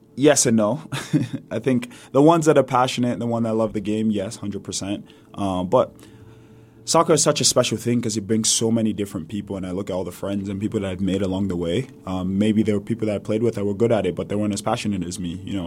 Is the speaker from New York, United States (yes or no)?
yes; New York City, New York, United States; accent: New York; also born or lived in Lagos, Nigeria; I moved over to the States, New York City, to be exact, with my mom and my siblings